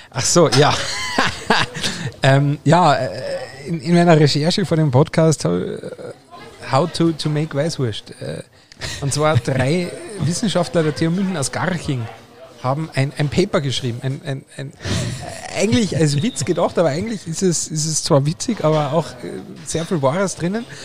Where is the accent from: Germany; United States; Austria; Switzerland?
Austria; Aber als Österreicher bin ich ja schon immer sehr senfaffin gewesen.